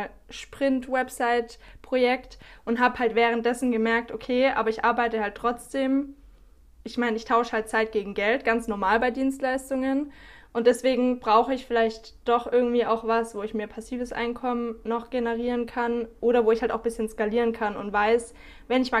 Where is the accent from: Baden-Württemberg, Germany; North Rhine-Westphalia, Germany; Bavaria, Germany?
Baden-Württemberg, Germany; now in South America; normalerweise komme ich aus dem Süden von Deutschland, in der Nähe von Stuttgart.